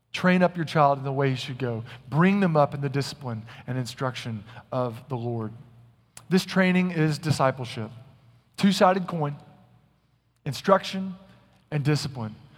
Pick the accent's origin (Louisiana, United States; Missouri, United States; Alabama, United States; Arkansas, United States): Arkansas, United States; Little Rock; also born or lived in North Carolina; now in Texas, United States; When I was a young boy growing up in Little Rock, Arkansas, we had a ton of woods behind our house.